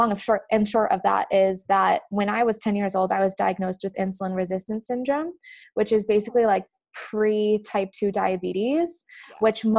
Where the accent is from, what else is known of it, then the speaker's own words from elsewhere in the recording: Traverse City, Michigan, United States; moved away as an adult; I grew up in Northern Michigan, in a small town called Traverse City